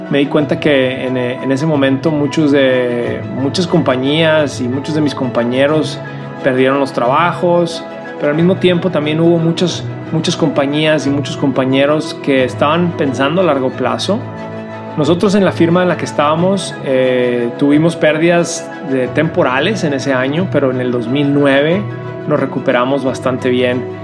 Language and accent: Spanish; Ciudad Juárez, Chihuahua, Mexico; also born or lived in El Paso, United States; Yo nací en la frontera, en El Paso y Ciudad Juárez, y ahí viví hasta los 18 años.